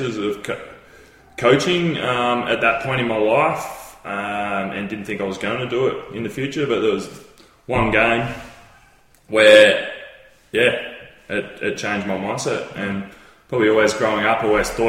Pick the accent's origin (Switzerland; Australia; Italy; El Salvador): Australia; Phillip Island, Victoria; I grew up in Phillip Island